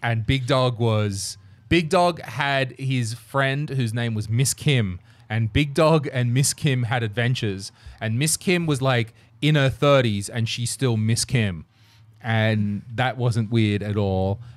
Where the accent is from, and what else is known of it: Australia; born or raised there